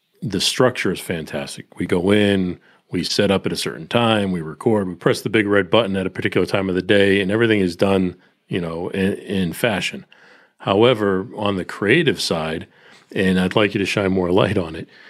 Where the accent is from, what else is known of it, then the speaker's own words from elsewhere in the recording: Northeast, United States; moved away; also born or lived in Nashville; I grew up in the Northeast, so Boston, New York.